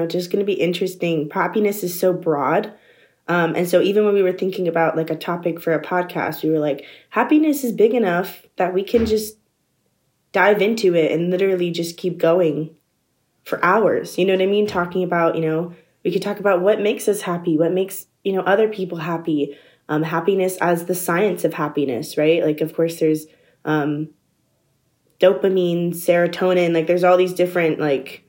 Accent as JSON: {"language": "English", "region": "southern Virginia", "country": "United States", "also_born_or_lived": "DMV area", "moved": "as an adult", "said": "I'm originally from like a southern area of Virginia, but for most of my college like career, I've been in the DMV area."}